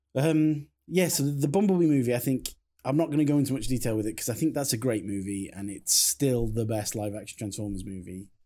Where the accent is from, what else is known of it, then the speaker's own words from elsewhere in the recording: Crewe, North West England, United Kingdom; I come from Crewe